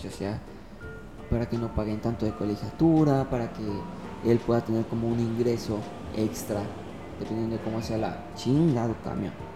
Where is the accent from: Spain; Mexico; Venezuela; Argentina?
Mexico; Ciudad del Carmen, Campeche; moved away; soy de Ciudad del Carmen